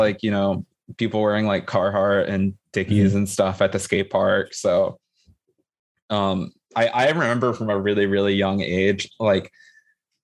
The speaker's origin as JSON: {"language": "English", "town": "Cresskill", "region": "New Jersey", "country": "United States", "tie": "born or raised there", "also_born_or_lived": "London", "said": "when I moved from London, I moved to like a suburb of New York City, but like this town in New Jersey called Creskill"}